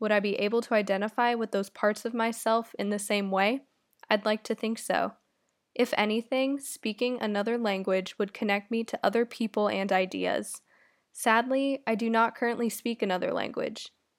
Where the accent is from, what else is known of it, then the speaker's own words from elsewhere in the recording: San Francisco, California, United States; I am from San Francisco.